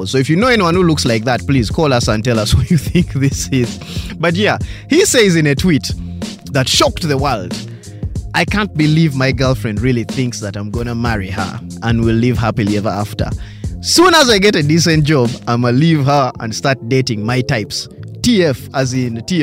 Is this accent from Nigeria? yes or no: no; Uganda; I'm pure conk black Ugandan